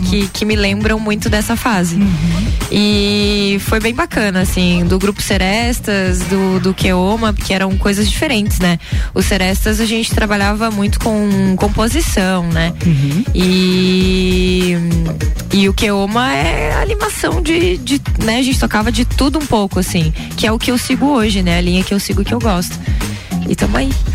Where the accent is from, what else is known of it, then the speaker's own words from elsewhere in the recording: Lages, Santa Catarina, Brazil; Daqui mesmo, Lagiana. Lagianíssima.